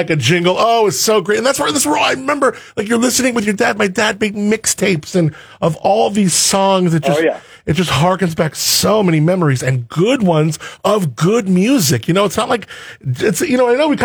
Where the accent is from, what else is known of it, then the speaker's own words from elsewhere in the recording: Los Angeles, California, United States; growing up in Southern California, growing up in L.A.